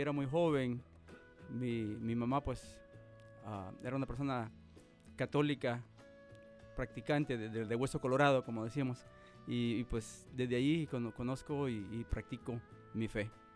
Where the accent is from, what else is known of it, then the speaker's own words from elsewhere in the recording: Cabañas, El Salvador; now in Nebraska, United States; yo soy originario de El Salvador. soy del departamento de Cabañas, mis ciudades y Lo Vasco. Y soy de, una pequeña comunidad llamada Lomas de Peña. pues allá, allá crecí